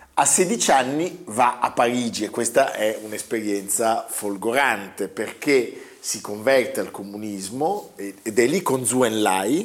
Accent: Milan, Lombardy, Italy; da milanesi

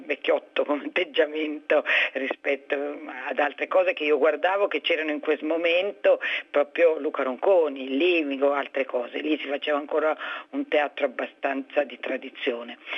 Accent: Ticino, Switzerland; moved away as an adult; now in Milan, Italy; Ma io io sono svizzera, ticinese, sono venuta a Milano per fare scenografia perché era una cosa che poteva accontentare la famiglia e non sarei dovuta andare a Zurigo a fare architettura o altro.

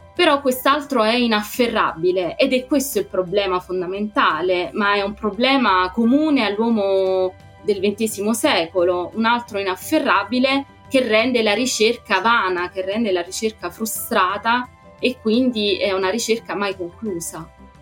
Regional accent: Naples, Campania, Italy; moved away as an adult; now in Paris, France; io che vengo da Napoli

